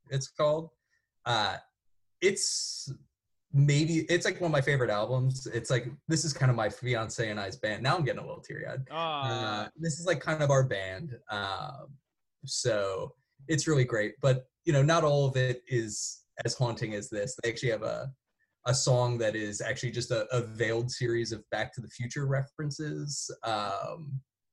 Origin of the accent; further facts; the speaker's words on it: Haddon Heights, New Jersey, United States; my hometown in Haddon Heights, New Jersey